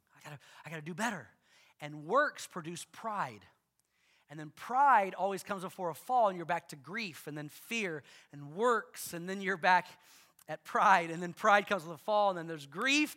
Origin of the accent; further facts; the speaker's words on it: the South, United States; I grew up in the South